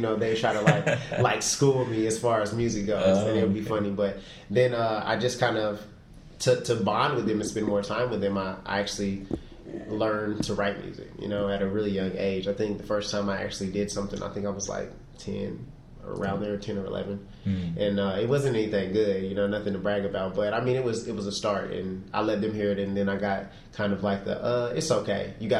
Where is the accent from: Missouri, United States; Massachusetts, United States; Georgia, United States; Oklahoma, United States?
Oklahoma, United States; also born or lived in Germany / California / Louisiana; I'm a military brat. I was born in Germany, moved around a lot. I've lived in California, lived in Louisiana. And then pretty much the majority of my life, I grew up in Oklahoma.